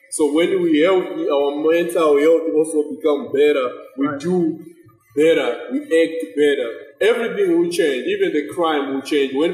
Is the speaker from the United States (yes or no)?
no; Zimbabwe; moved away; from Zimbabwe